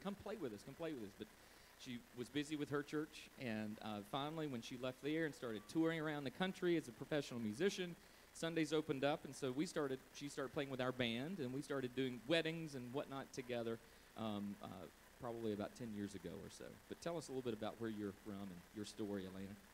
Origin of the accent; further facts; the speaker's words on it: Tignall, Georgia, United States; I grew up in Tignall, Georgia.